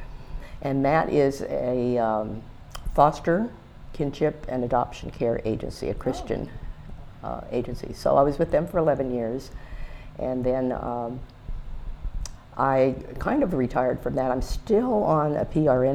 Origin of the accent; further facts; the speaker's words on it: Tamaqua, Pennsylvania, United States; moved away as an adult; also born or lived in Harrisburg, Pennsylvania; I was originally from Tamaqua